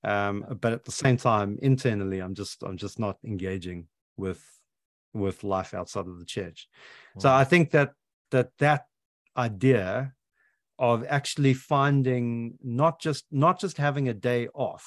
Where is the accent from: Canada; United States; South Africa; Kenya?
South Africa; now in United Kingdom; that's deeply embedded into my psyche as a South African